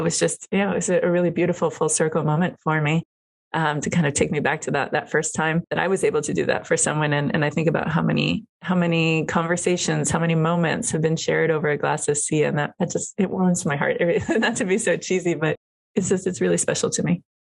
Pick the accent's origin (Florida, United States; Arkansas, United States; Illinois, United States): Florida, United States; Miami; moved away as an adult; also born or lived in New York City / California; now in Napa Valley, United States; I am a Cuban American. I grew up in Miami, Florida. I live in Napa Valley.